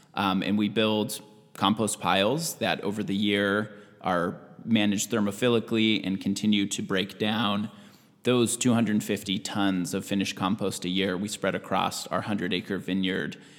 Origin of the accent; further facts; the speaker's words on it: Washington, United States; moved away as an adult; also born or lived in California; now in Southern Oregon, United States; I grew up in Washington State. My whole upbringing through college was in Washington.